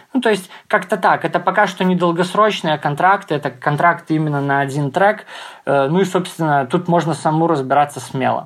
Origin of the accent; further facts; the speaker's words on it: Grodno, Grodno Region, Belarus; в родном городе, да, в Гродно, где я живу